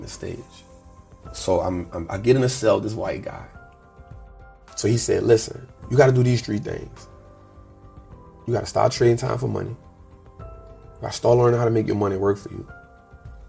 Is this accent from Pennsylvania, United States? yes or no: no; New Orleans, Louisiana, United States; born and raised in New Orleans